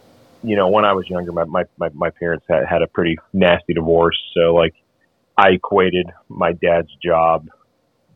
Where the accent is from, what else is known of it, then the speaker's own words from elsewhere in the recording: Memphis, Tennessee, United States; I'm from Memphis, Tennessee